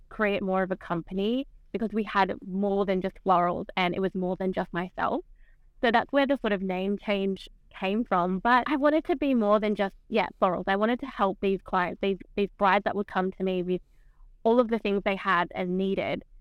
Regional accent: Camden, New South Wales, Australia; moved away as an adult; now in South Coast, New South Wales, Australia; I actually grew up not on the South Coast. I grew up sort of around Camden area.

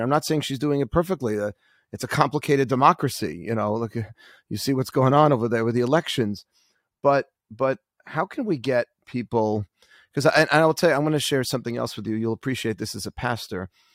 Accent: New York City, New York, United States; I'm from Queens originally

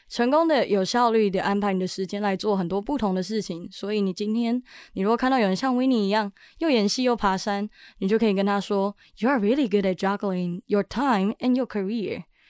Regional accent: Taiwan; 我在台湾戏曲学院民俗记忆系从国小一路读到高中

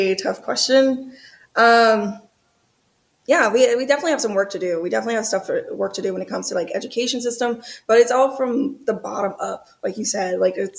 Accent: New Orleans, Louisiana, United States; also born or lived in Georgia; now in Los Angeles, United States; I'm originally from New Orleans, Louisiana. Louisiana, and I bounced around to Georgia, then Georgia for a while. And I'm basically just relocated to Los Angeles and been in Los Angeles ever since.

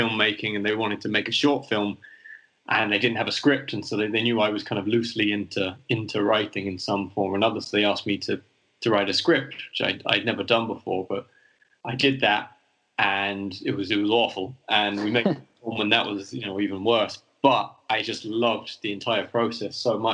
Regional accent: London, United Kingdom; moved away as an adult; also born or lived in County Mayo, Ireland; now in Madrid, Spain; I grew up in London

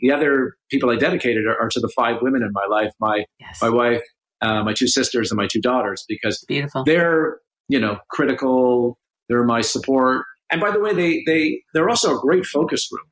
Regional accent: Canada; as a Canadian

